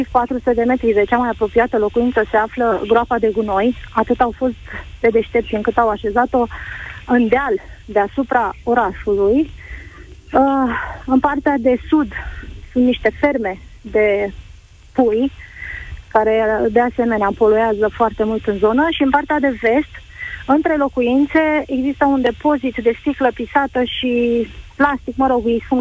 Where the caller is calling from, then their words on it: Târgu Jiu, Gorj, Romania; Bună ziua, vă sunt de la Târgu Jiu. Uh, orașul ăsta este un oraș mic